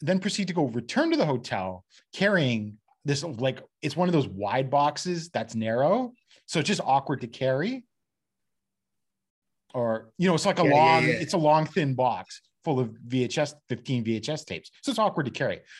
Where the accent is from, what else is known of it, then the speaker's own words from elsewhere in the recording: London, Ontario, Canada; I'm from London, which is halfway between Detroit and Toronto